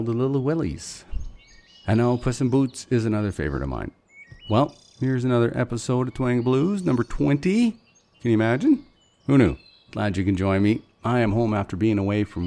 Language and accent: English; Fort Nelson, British Columbia, Canada; growing up in Fort Nelson